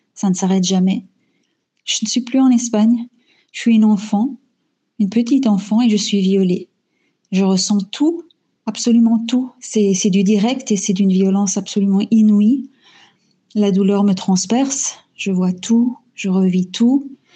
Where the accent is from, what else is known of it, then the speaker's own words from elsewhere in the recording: DR Congo; moved away as an adult; now in Belgium; Je suis née en Afrique centrale, en République démocratique du Congo. J'y ai vécu pendant 18 ans